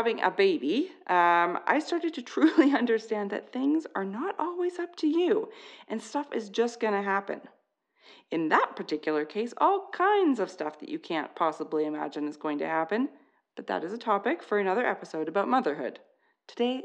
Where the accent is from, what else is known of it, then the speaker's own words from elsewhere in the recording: Canada; I'm Canadian